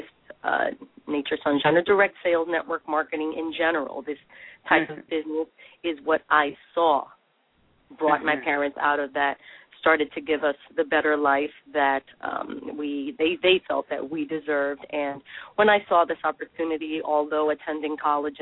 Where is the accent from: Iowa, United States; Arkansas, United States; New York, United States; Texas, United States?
New York, United States; New York City; I was born in the Bronx, New York, and first generation